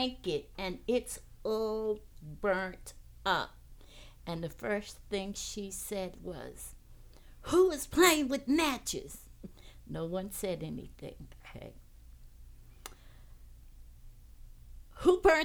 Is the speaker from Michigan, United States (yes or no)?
no; Hempstead, New York, United States; I remember living in Hempstead